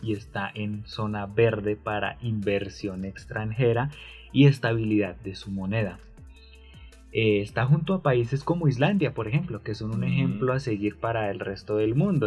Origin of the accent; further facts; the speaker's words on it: Colombia; somos colombianos